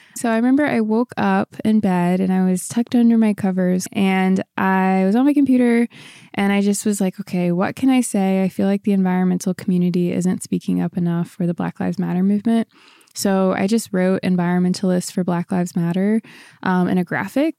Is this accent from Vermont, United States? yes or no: no; Ferguson, Missouri, United States; born or raised there; moved away as an adult; also born or lived in Orange County, California